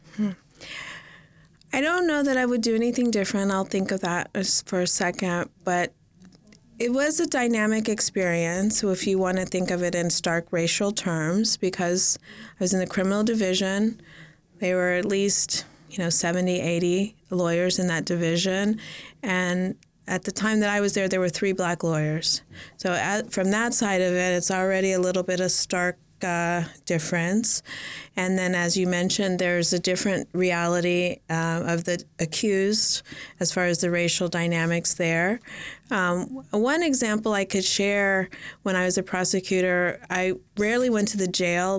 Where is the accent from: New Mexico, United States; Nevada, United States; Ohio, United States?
Nevada, United States; Las Vegas; moved away as an adult; also born or lived in Los Angeles / California; I grew up in Las Vegas. I was born here in Los Angeles, and we moved to Las Vegas when I was three year o, three years old.